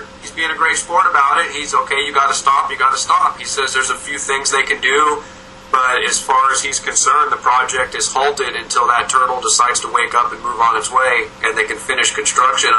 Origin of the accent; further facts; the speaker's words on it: United States; we're both American